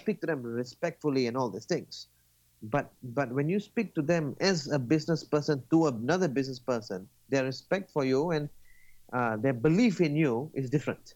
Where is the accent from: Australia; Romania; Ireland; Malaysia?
Malaysia; I'm from Malaysia.